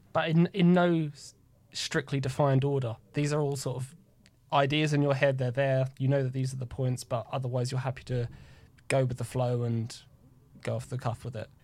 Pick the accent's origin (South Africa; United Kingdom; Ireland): United Kingdom; being the Brit